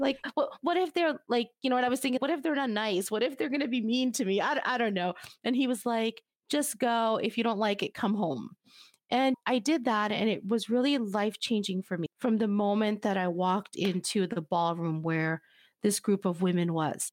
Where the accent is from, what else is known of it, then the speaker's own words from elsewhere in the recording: United States; my family is from Cuba, but I was born here in the United States